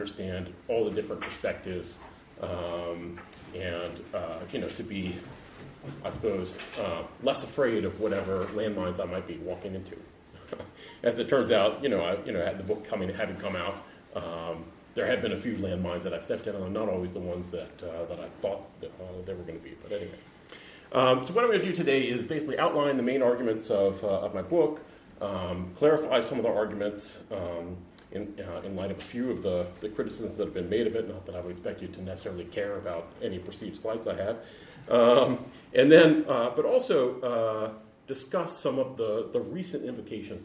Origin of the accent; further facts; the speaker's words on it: United States; accent: American; now in Ireland; as you probably gathered from my accent, I'm an American, even though I have an Irish name and I live in Ireland, I teach Ireland, I'm not Irish